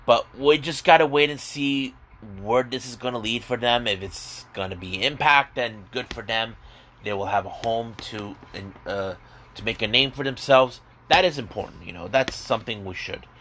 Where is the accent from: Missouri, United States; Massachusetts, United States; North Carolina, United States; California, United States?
California, United States; San Diego; I'm actually from San Diego